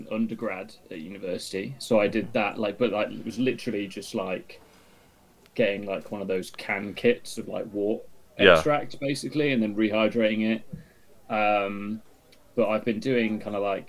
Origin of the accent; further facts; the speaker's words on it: Burton upon Trent, West Midlands, United Kingdom; moved away; I'm originally from Burton